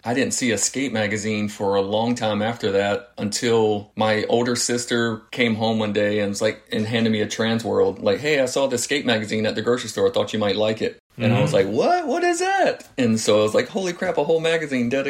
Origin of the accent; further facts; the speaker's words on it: Florence, South Carolina, United States; moved away as an adult; now in California, United States; I stuck around in my hometown and went to Francis Marion University in Florence